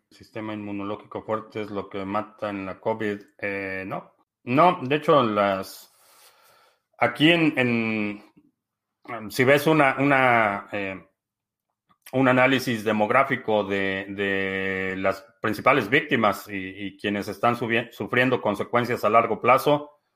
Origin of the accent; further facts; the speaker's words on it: Mexico City, Mexico; now in United States; crecí en la ciudad de, en la ciudad de México, básicamente crecí en México